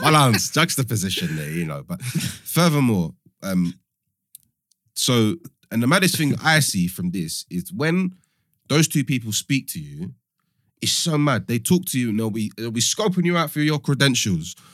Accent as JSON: {"language": "English", "region": "London", "country": "United Kingdom", "tie": "born or raised there", "also_born_or_lived": "Cambridge", "said": "I'm one of few people that was, was born and raised in London."}